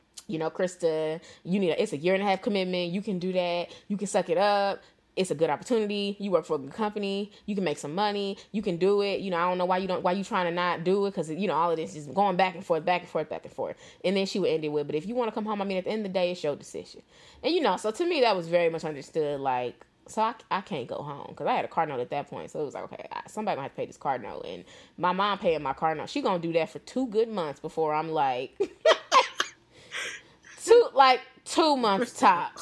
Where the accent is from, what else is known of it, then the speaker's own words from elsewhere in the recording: St. Louis, Missouri, United States; moved away as an adult; also born or lived in Atlanta; I'm from St. Louis.